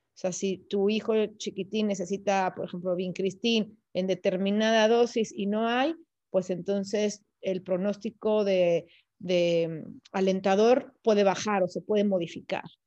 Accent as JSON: {"language": "Spanish", "town": "León", "region": "Guanajuato", "country": "Mexico", "also_born_or_lived": "Texas", "moved": "as an adult", "said": "nosotros somos de León, Guanajuato"}